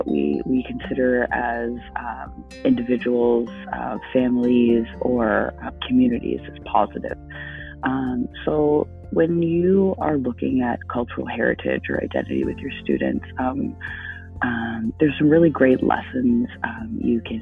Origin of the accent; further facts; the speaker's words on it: Canada; being Canadian